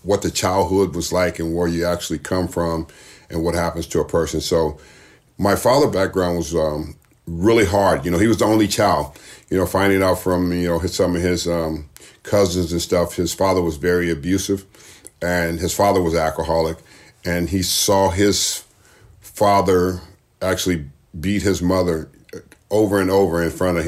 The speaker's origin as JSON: {"language": "English", "town": "Los Angeles", "region": "California", "country": "United States", "tie": "born or raised there", "said": "I was brought up in Watts, California"}